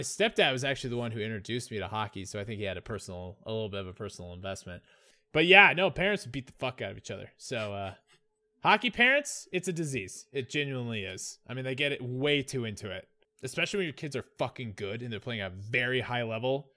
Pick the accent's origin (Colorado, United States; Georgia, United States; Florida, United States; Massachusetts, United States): Colorado, United States; growing up in Colorado